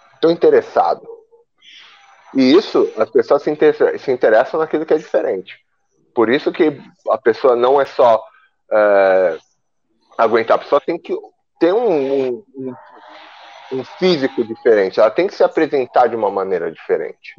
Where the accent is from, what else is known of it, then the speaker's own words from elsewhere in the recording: Brazil; moved away; eu sou brasileiro, minha cultura é brasileira.